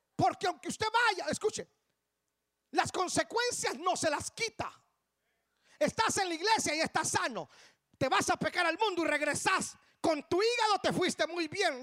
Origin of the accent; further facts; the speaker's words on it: Guatemala; Mis padres solo se casaron en El Salvador y emigraron para Guatemala. Yo tengo sangre salvadoreña. Ya renuncié a ese pecado, ya, ya, ya. Ya, ya, me sacudí eso, ya, ya. Pero, pero yo nací en Guatemala